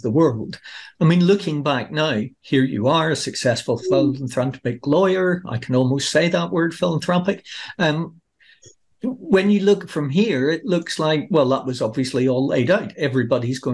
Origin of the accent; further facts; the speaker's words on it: Northern Ireland, United Kingdom; I'm Northern Irish